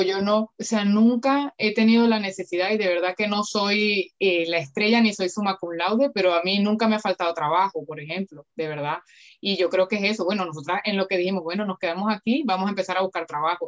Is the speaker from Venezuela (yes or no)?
yes; Valencia, Carabobo, Venezuela; moved away as an adult; also born or lived in Manchester, United Kingdom; now in Valencia, Spain; yo soy de Valencia, Venezuela, y vivo en Valencia, España